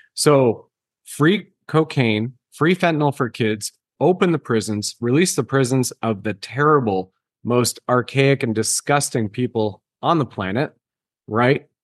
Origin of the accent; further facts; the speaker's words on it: Canada; I can definitely speak as a Canadian